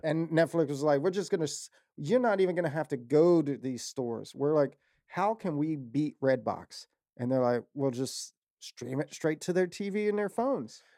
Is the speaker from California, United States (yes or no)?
no; Waldorf, Maryland, United States; I'm from Waldorf